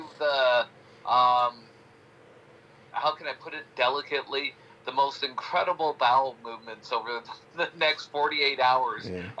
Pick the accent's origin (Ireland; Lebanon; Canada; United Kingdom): Canada; now in United States; I'm from Canada originally